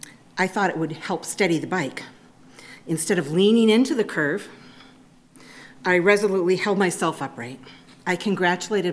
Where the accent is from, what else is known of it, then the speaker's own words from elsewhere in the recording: Maine, United States; I was raised in Maine